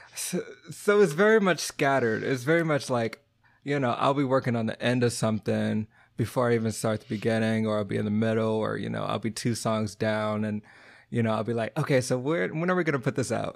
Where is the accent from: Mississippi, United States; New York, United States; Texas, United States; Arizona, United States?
Texas, United States; moved away; also born or lived in Virginia / Boston; I'm from Texas, but I was from the city